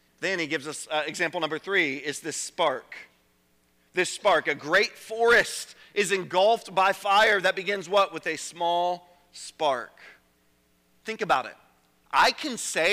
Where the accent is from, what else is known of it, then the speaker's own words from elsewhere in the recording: Richmond, Virginia, United States; I grew up in Richmond, Chesterfield County